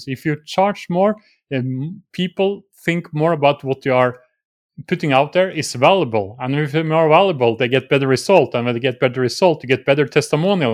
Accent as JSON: {"language": "English", "country": "Norway", "said": "I'm from Norway"}